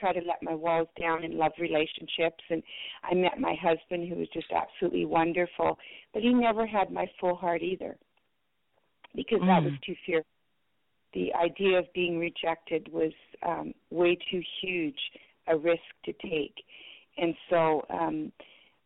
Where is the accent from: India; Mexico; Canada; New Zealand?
Canada; Manitoba; first language French; English is a second language; also born or lived in Belgium; at my age of 8, we immigrated from Belgium to Canada, and I had to leave my grandparents behind.